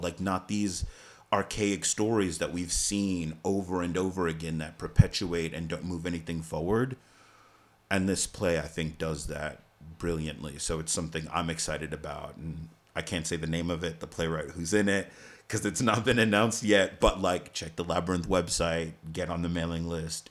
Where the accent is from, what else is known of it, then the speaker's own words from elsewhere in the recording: New York City, New York, United States; I grew up in Staten Island